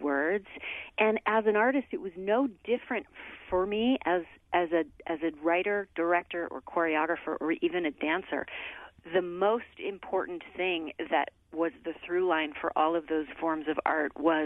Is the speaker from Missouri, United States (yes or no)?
yes; Missouri, United States; moved away as an adult; now in New York City, United States; I grew up dancing in Missouri